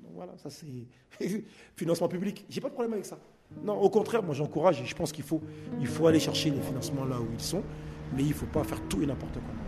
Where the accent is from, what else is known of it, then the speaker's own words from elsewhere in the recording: Paris, Île-de-France, France; je suis né côté Place des Fêtes, donc un peu plus haut. Et, je suis arrivé sur ce secteur en 89